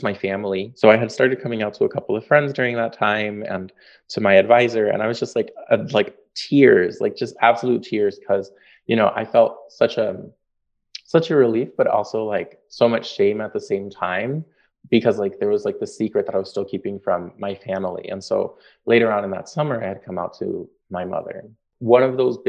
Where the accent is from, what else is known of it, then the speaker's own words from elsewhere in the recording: Chicago, Illinois, United States; also born or lived in Northfield, Minnesota; I grew up in Logan Square, Chicago, which is where I currently teach